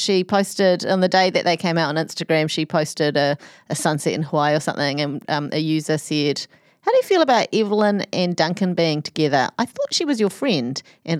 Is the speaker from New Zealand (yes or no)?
yes; New Zealand; It's a very close to, I'm a New Zealander.